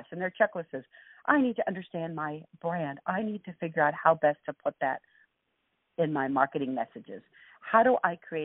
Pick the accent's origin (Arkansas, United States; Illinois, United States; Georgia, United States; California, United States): California, United States; Los Angeles; I grew up in East L.A.